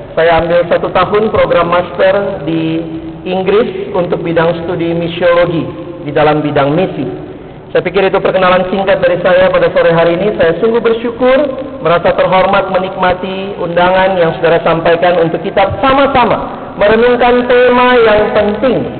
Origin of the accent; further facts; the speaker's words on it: Makassar, South Sulawesi, Indonesia; moved away as an adult; also born or lived in Ambon; now in Jakarta, Indonesia; Saya lahir dan besar di Makassar